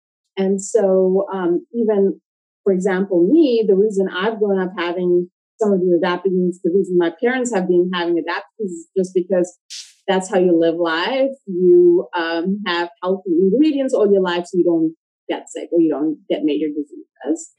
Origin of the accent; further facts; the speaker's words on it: Saudi Arabia; also born or lived in Pakistan / South Africa; I grew up in Saudi Arabia.